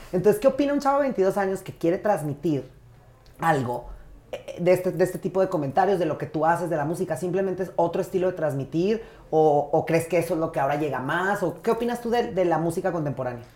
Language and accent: Spanish; Jiménez, Chihuahua, Mexico; also born or lived in Torreón, Coahuila; yo nací en Torreón, pero crecí en Jiménez